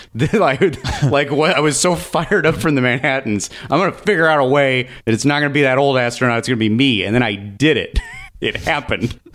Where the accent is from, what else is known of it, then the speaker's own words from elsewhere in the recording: California, United States; I'm from California